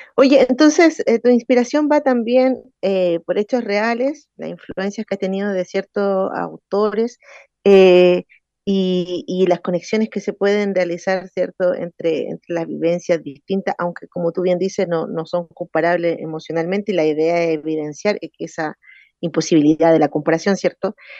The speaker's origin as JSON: {"language": "Spanish", "country": "Chile", "said": "soy de aquí de Win"}